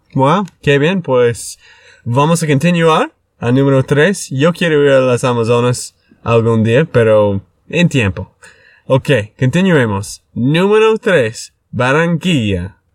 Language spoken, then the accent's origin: Spanish; Texas, United States; de Texas, Estados Unidos